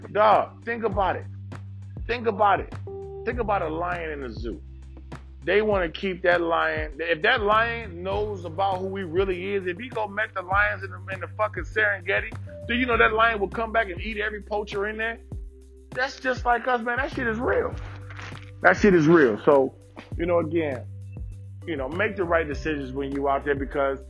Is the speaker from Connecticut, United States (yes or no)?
no; Detroit, Michigan, United States; I grew up in Detroit.